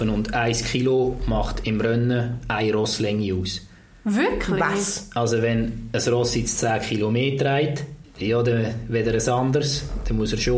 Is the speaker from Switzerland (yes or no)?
yes; Switzerland; Im Ausland schon bei uns in der Schweiz ist es gerade umgekehrt.